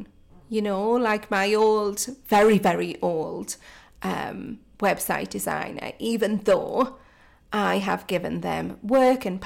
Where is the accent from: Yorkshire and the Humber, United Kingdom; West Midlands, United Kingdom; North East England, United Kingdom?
North East England, United Kingdom; Geordie; accent: Geordie; my Geordie accent